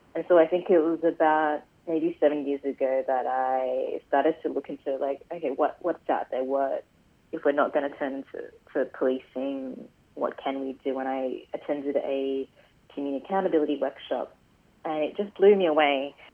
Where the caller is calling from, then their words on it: Brisbane, Queensland, Australia; I'm calling in from, well, my office at the moment in Paddington. But yeah, I live and work on Yagara and Turrbal country.